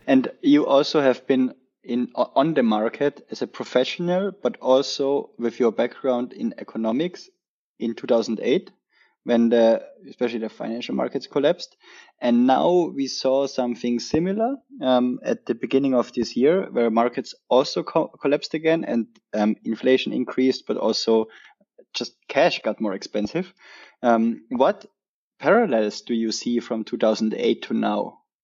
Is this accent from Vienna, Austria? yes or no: no; Tyrol, Austria; I'm from Tyrol and we also have the Alps